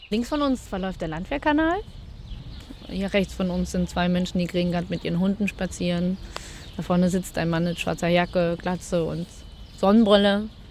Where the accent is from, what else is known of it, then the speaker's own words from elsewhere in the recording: Cottbus, Brandenburg, Germany; moved away as an adult; now in Berlin, Germany; ich komme aus Cottbus. Ich bin in Cottbus aufgewachsen und geboren